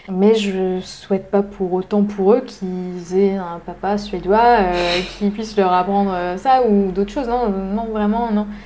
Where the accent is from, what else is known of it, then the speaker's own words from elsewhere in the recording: France; ils me renverraient l'image que moi j'ai eue de mon enfance en France, que j'ai pas forcément aimée